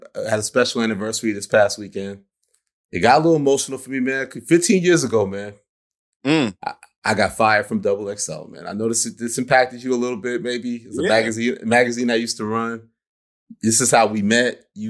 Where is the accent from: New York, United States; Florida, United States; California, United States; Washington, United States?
New York, United States; Queens; We're Capricorns, we're from Queens. This is January. It's our season.